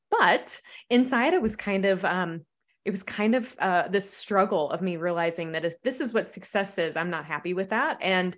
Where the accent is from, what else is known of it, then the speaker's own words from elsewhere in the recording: the South, United States; I'm a Southerner. So we have, you know, really interesting phrases down here.